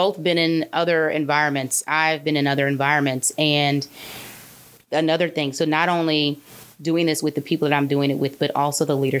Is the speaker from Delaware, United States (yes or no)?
no; Wentzville, Missouri, United States; I grew up in the Wentzville School District, education K-12